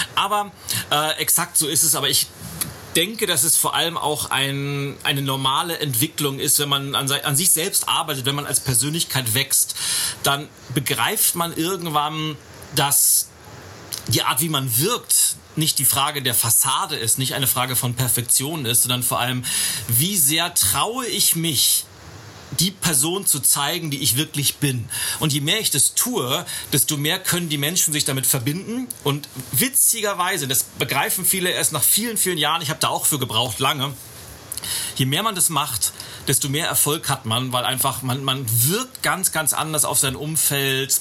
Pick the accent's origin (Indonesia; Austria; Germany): Germany; Berlin; hier aus meiner Heimatstadt, aus Berlin